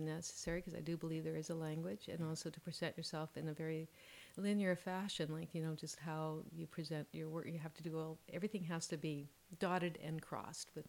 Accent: Vancouver, British Columbia, Canada; I grew up in Vancouver, West Side, you know, Kerrisdale, Oak Ridge, and my parents were born here

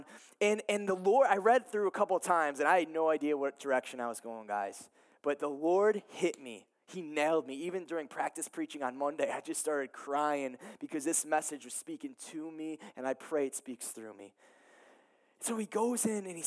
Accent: Ohio, United States; moved away as an adult; I'm from Ohio. I moved here a couple years ago

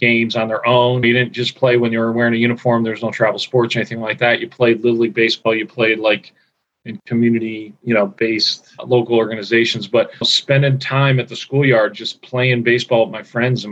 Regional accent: Scranton, Pennsylvania, United States; I grew up in Scranton, Pennsylvania, the Green Ridge section of Scranton, a little neighborhood. I lived there my whole life until I went to college

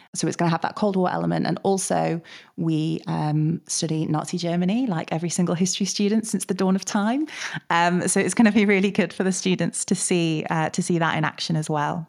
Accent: Manchester, North West England, United Kingdom; we're from Manchester

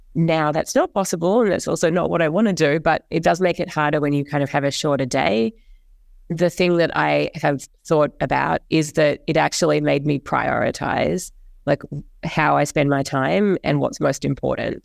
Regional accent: New Zealand; moved away as an adult; also born or lived in Australia; now in New York, United States; I grew up in Australia and in New Zealand, which is where I went to school and to college

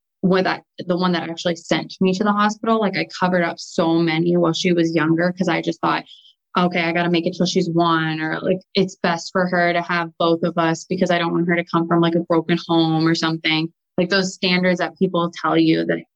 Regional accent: Erie, Pennsylvania, United States; also born or lived in Pittsburgh, Pennsylvania; I grew up in like Erie, Pennsylvania

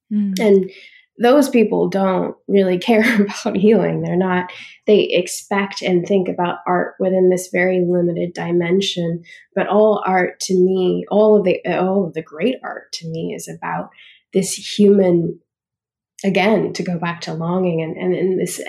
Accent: Australia; also born or lived in Canada; now in United States; growing up in Australia, growing up in Canada, but really, like, cementing who I am in an Australian context

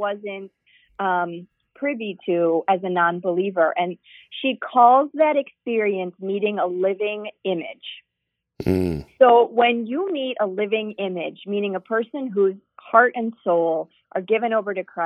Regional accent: United States; also born or lived in Europe / Wauwatosa, Wisconsin; they knew I was American

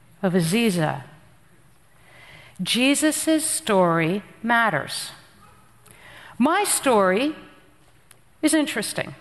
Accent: New Jersey, United States; moved away; also born or lived in Afghanistan; I'm from Jersey

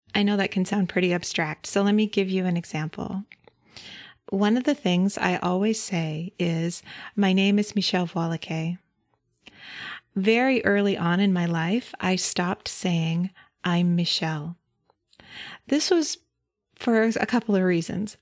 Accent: Idaho, United States; now in Berkeley, United States; I grew up in Idaho

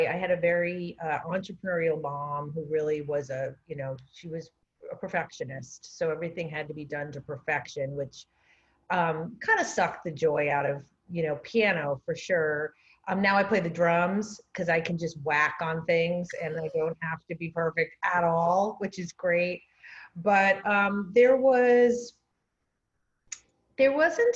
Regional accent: Rhode Island, United States; moved away as an adult; also born or lived in New York; So I grew up in a little postage stamp, 25 miles long and wide.

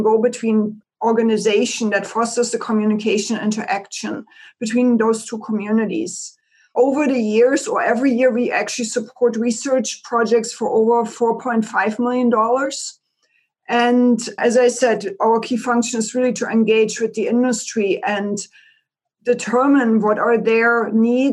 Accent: East Germany, Germany; moved away as an adult; now in Eastern Washington, United States; I grew up in East Germany and I am an agriculture engineer by training.

